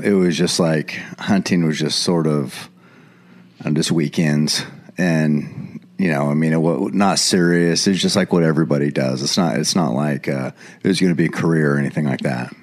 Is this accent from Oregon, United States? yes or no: yes; Eugene, Oregon, United States; I was born and raised right here in Eugene, Oregon. Lived here my whole life.